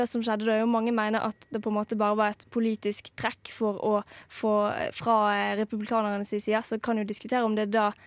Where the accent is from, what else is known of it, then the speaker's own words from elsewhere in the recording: Norway; Her er jeg en norsk ungdom som ikke er utsatt for sånne ting i det hele tatt.